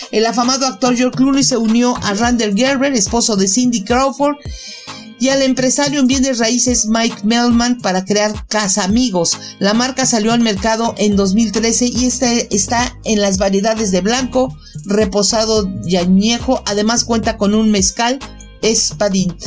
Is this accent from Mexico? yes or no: yes; Mexico; los que nacimos en México nos sintamos orgullosos de nuestras raíces